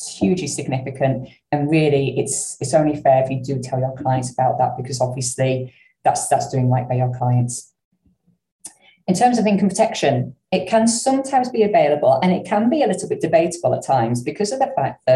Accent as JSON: {"language": "English", "region": "the north of England", "country": "United Kingdom", "accent": "northern", "said": "my northern accent"}